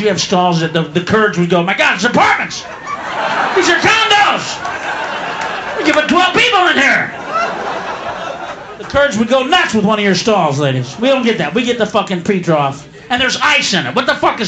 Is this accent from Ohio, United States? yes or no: no; Houston, Texas, United States; I'm from Houston